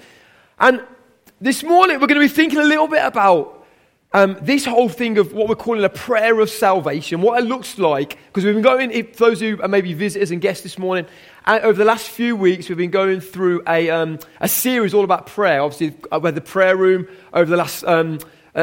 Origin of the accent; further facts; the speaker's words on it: Birmingham, West Midlands, United Kingdom; I am a Brummie